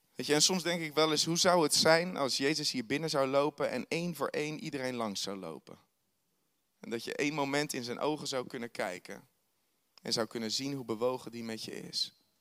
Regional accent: Netherlands; wij als Hollander

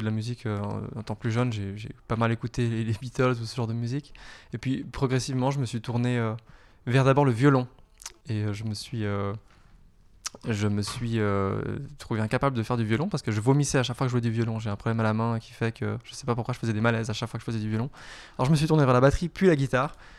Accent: Geneva, Switzerland; Et je viens de Genève. Je suis pure, euh, pure genevois. Voilà, j'ai grandi et je viens d'ici avec euh, des origines siciliennes

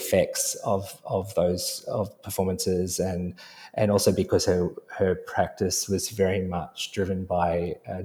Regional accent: Sydney, New South Wales, Australia; we were of the same generation growing up in Sydney

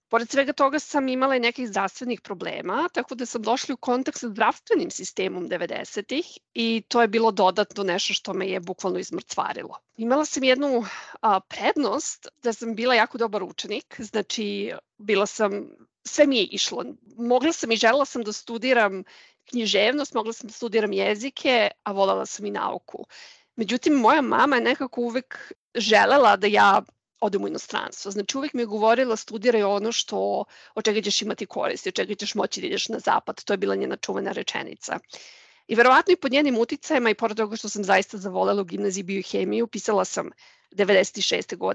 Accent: Belgrade, Serbia; moved away as an adult; now in Munich, Germany; rođena sam i odrasla sam u Beogradu

